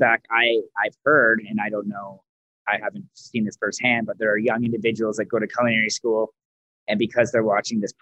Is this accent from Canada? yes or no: yes; Mississauga, Ontario, Canada; moved away as an adult; also born or lived in Toronto / Caledon / Orangeville; now in Calgary, Canada; I grew up in Ontario in Mississauga